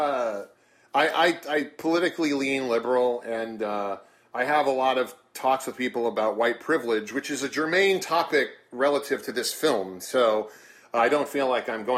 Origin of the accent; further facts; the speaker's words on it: New Orleans, Louisiana, United States; also born or lived in Iowa; My parents moved here when I was 9, and we moved to New Orleans East, then participated in what is typically called white flight to Lakeview.